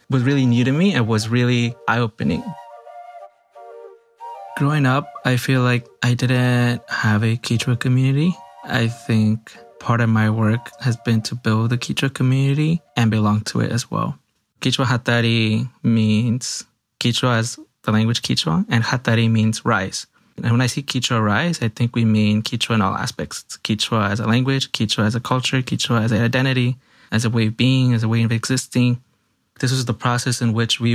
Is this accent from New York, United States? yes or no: yes; New York City, New York, United States; I am born and raised in New York City. My parents are Ecuadorian